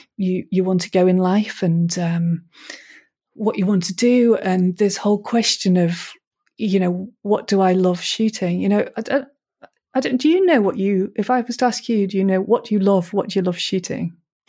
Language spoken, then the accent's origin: English; Manchester, North West England, United Kingdom; I grew up in Manchester in the city, basically, and it was quite it was a violent time in Manchester, I suppose, and it wasn't particularly pleasant, and I didn't really like the city.